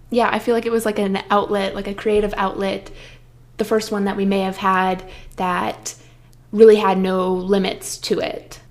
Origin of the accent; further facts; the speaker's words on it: Midwest, United States; growing up in the Midwest, you're told so often to play it safe and get the practical job